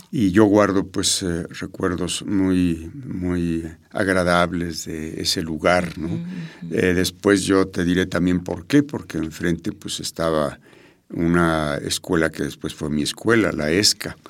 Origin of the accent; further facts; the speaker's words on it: Mexico City, Mexico; yo nací en México, Distrito Federal. Soy de Feño.